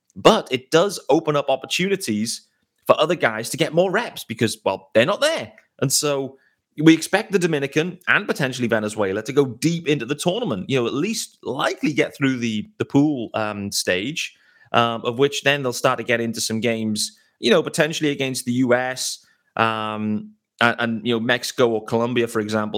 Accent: United Kingdom; as a British baseball fan

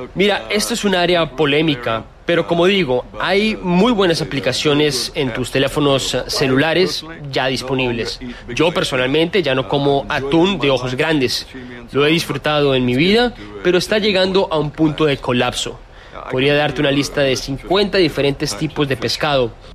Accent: Fiji; Yo soy de Fiji

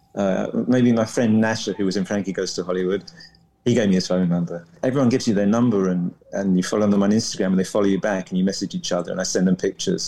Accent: London, United Kingdom; moved away as an adult; also born or lived in Coventry / San Francisco; now in New Orleans, United States; I was from London, so I moved back

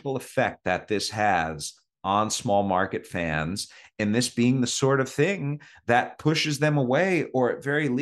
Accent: Cleveland, Ohio, United States; now in Kansas City, United States; I live in Kansas City. Right. I grew up in Cleveland.

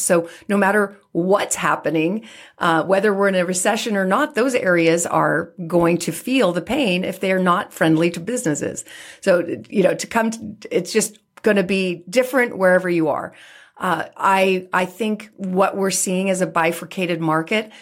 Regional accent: San Francisco, California, United States; being born and raised in San Francisco

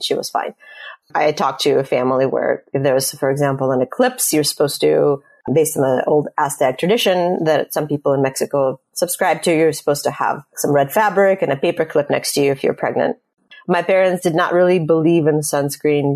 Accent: Russia; moved away; I'm immigrating from Russia

